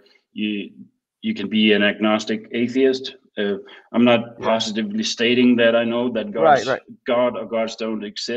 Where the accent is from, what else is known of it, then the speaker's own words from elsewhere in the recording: Denmark; first language Danish; English is a second language; I'm calling from Denmark